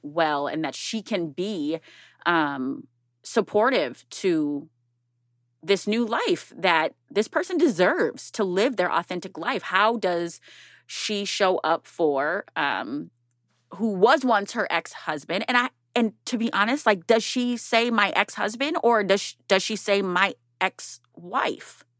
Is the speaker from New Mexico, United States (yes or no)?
no; Minneapolis, Minnesota, United States; North Minneapolis. That's my hometown